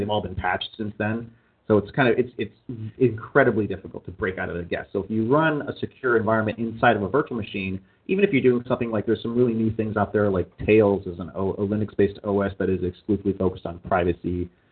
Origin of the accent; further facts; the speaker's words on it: Canada; moved away as an adult; now in California, United States; I am a Canadian citizen.